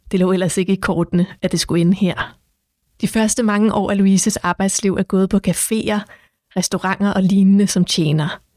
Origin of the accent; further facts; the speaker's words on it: Copenhagen, Capital Region of Denmark, Denmark; så var der også en, der havde spurgt, om jeg var fra Nørrebro. Han kunne høre det med det samme på mig, at jeg var fra Nørrebro.